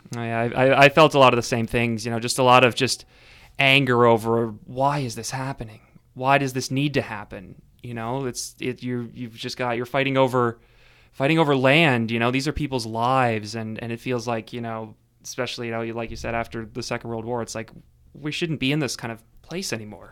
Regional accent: Sydney, Nova Scotia, Canada; in my hometown of Sydney

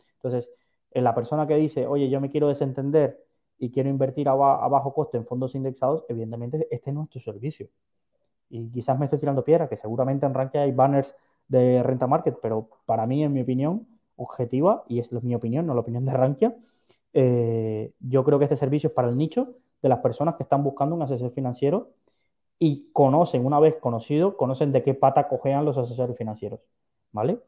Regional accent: Valencia, Valencian Community, Spain; soy de Valencia

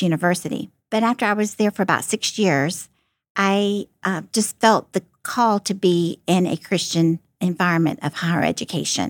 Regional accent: Florida, United States; moved away as an adult; now in Ohio, United States; I'm from Florida

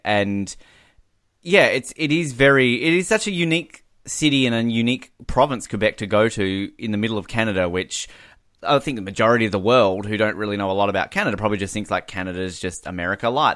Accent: Australia

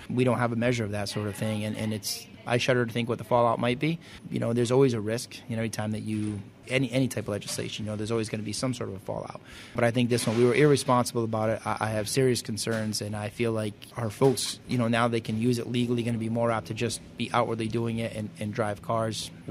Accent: Florida, United States; Yeah, I'm from Florida, which is a zero tolerance state, so I figured it's nice.

